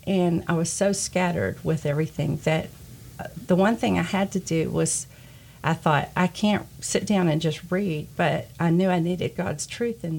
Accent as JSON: {"language": "English", "town": "Cleveland", "country": "United States", "tie": "born or raised there", "moved": "yes", "said": "to move back to my hometown of Cleveland"}